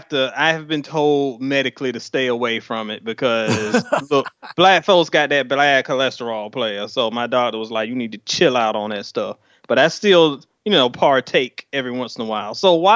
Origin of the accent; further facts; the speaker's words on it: Virginia Beach, Virginia, United States; I'm from VA. I'm from the coast. I'm from Vibe Beach.